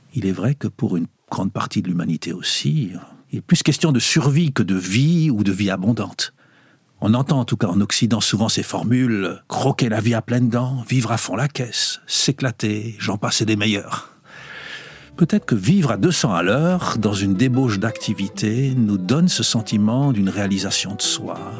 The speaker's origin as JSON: {"language": "French", "area": "Lorraine", "region": "Grand Est", "country": "France", "tie": "born or raised there", "moved": "yes", "lives_now": "Switzerland", "said": "la cité minière de mon enfance en Lorraine, où j'avais grandi"}